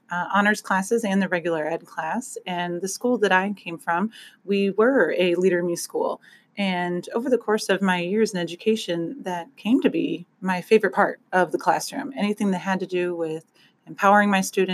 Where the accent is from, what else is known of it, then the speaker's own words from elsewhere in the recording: Quincy, Illinois, United States; I'm from Quincy, Illinois